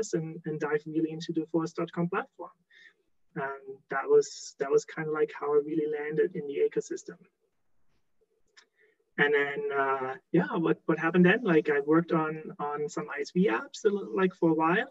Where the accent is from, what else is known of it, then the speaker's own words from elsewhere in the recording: Germany; moved away as an adult; now in Alberta, Canada; born and raised in Germany, like in case someone picks up the accent, but been living in Canada, in beautiful Alberta, for the last 15 plus years.